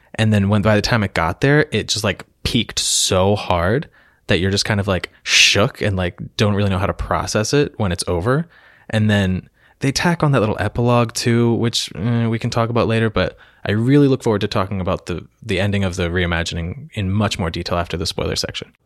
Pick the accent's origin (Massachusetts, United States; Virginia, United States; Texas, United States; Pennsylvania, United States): Pennsylvania, United States; Lancaster; I am from Lancaster, Pennsylvania